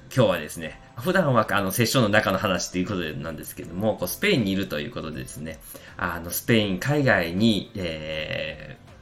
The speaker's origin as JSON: {"language": "Japanese", "region": "Kansai", "country": "Japan", "moved": "as an adult", "lives_now": "Spain", "said": "私関西人なので"}